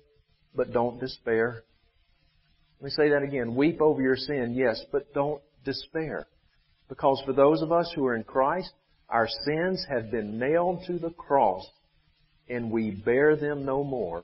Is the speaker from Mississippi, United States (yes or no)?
yes; Vicksburg, Mississippi, United States; my hometown of Vicksburg